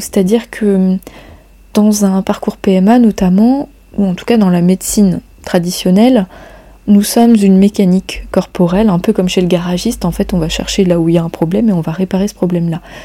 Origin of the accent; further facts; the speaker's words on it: Brittany, France; chez nous en Bretagne